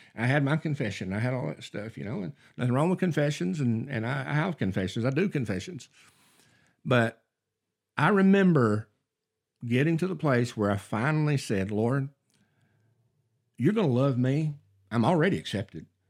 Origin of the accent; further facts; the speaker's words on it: North Alabama, United States; I grew up in North Alabama